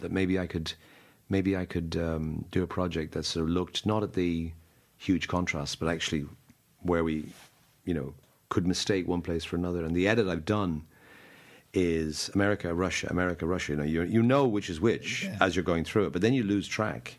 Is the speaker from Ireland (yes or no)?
yes; Dublin, Leinster, Ireland; moved away as an adult; now in London, United Kingdom; I'm from Dublin. Grew up in Dublin at the age of whatever twenty three. I left and I never lived here since